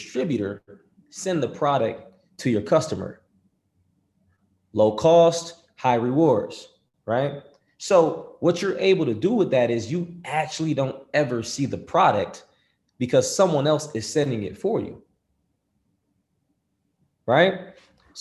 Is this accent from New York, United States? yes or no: yes; Rochester, New York, United States; I'm from Rochester, New York